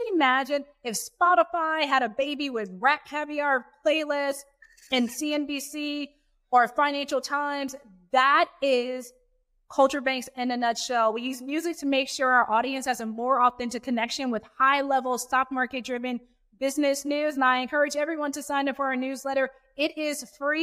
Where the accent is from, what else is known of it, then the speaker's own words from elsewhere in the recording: Houston, Texas, United States; moved away as an adult; also born or lived in New York City / London / Syracuse; I'm from Houston, born and raised